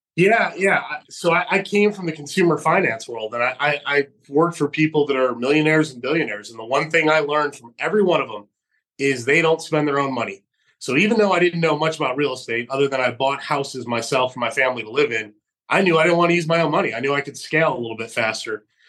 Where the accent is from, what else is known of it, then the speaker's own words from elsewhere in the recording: Geneva, New York, United States; moved away; also born or lived in Fresno, California; my hometown of Geneva, New York